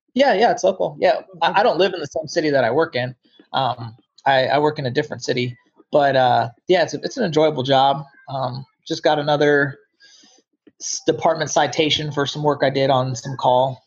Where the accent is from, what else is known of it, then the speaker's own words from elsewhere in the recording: Englewood, Ohio, United States; moved away as an adult; also born or lived in Dayton, Ohio; At the age of eight, I moved to a place called Englewood